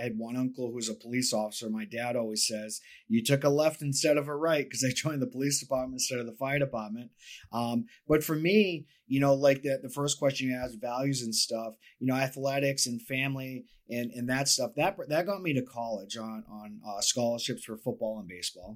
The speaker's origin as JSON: {"language": "English", "area": "Cape Cod", "region": "Massachusetts", "country": "United States", "tie": "born or raised there", "moved": "yes", "lives_now": "Florida, United States", "said": "I'm from Massachusetts, Boston area. Cape Cod is where I was born and raised"}